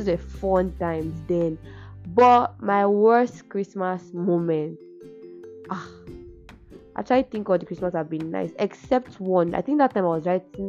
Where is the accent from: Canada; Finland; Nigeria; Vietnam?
Nigeria; Ife, Osun; I'm from Ife, Ife